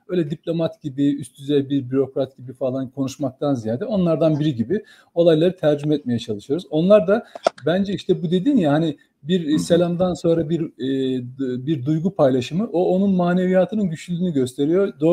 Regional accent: Germersheim, Rhineland-Palatinate, Germany; now in Turkey; 1966 Germe, Germe, Germesheim doğumluyum.

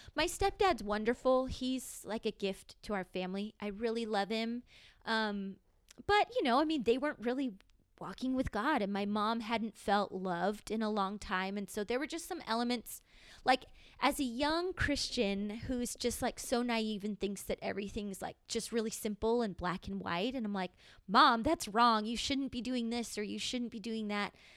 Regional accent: San Diego, California, United States; I grew up here in San Diego

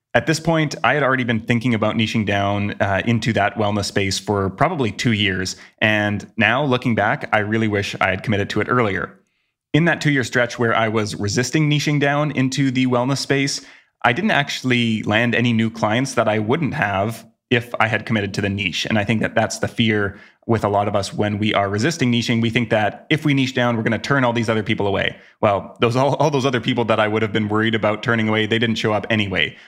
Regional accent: Vancouver, British Columbia, Canada; my hometown of Vancouver, Canada

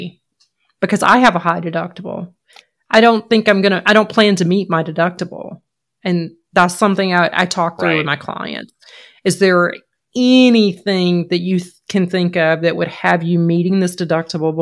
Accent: Georgia, United States; moved away as an adult; also born or lived in Maine; I was born and raised in Georgia

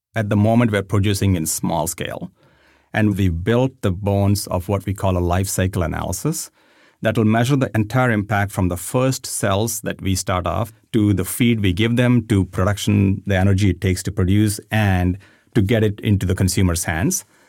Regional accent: India; moved away; I grew up in India

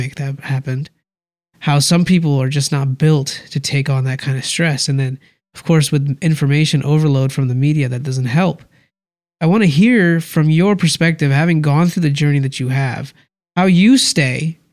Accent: India; I'm from India.

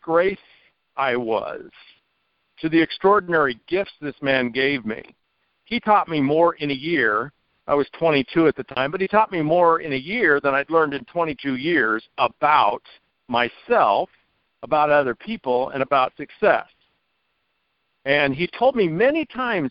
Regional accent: Merced, California, United States; also born or lived in Fresno, California; my hometown of Merced, California

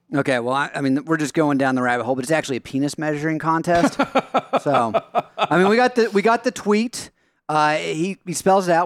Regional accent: Knox County, Tennessee, United States; moved away; my hometown district back in Knox County.

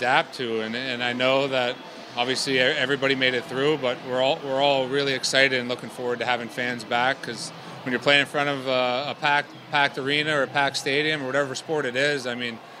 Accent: Pittsburgh, Pennsylvania, United States; now in Anaheim, United States; growing up in Pittsburgh

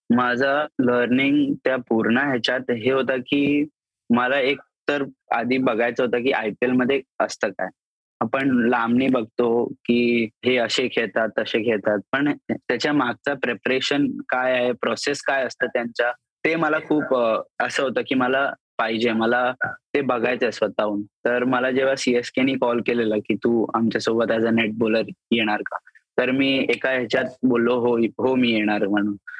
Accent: Rajasthan, India; मी आहे राजस्थानी आहे आमचं जेवण असतंच घी वगैरे

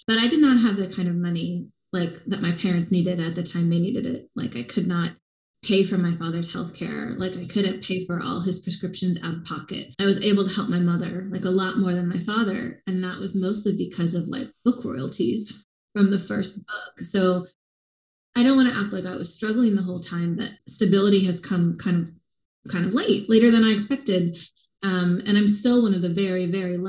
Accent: small town Oregon, United States; moved away as an adult; growing up in Oregon

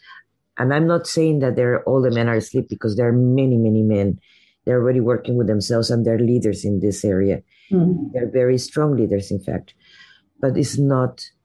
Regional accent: Mexico; now in United States; I grew up in Mexico

